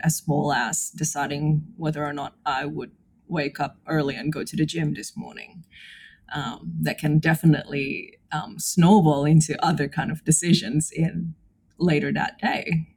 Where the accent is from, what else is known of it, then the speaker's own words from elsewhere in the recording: Indonesia; moved away as an adult; now in Brisbane, Australia; I was born and raised in Indonesia, but I've been living in Brisbane for the last 12 years.